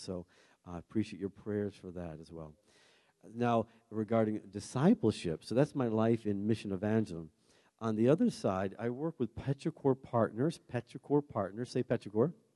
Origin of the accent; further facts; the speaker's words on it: Maine, United States; we're, we're from Maine